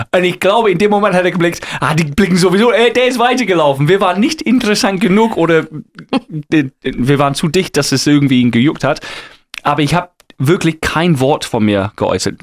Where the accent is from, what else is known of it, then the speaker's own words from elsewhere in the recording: England, United Kingdom; German is a second language; moved away; Ich bin Engländer